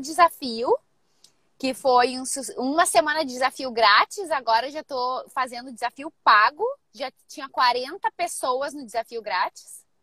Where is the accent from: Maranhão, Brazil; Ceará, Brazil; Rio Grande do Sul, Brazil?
Rio Grande do Sul, Brazil; moved away as an adult; now in San Diego, United States; sou do Rio Grande do Sul, aí no Brasil, mas já faz 12 anos que eu vivo aqui em San Diego